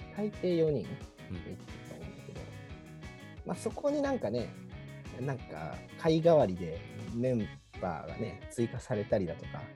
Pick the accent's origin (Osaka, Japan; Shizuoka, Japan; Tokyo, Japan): Shizuoka, Japan; Numazu; moved away; 僕、駅の近くがね、実家があるんですよ